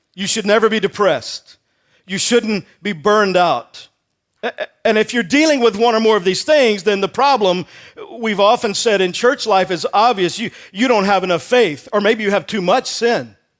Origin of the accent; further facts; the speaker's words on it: Texas, United States; I grew up in Texas